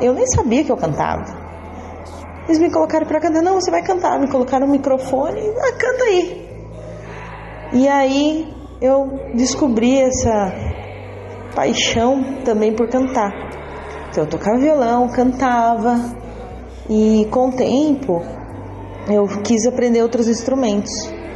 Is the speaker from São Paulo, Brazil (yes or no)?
yes; Bragança Paulista, São Paulo, Brazil; eu sou de Bragança Paulista, São Paulo